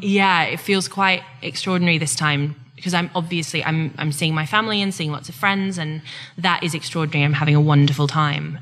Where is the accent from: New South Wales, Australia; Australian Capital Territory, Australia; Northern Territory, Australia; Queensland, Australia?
Queensland, Australia; now in England; I'm from Queensland, not from Victoria or Tasmania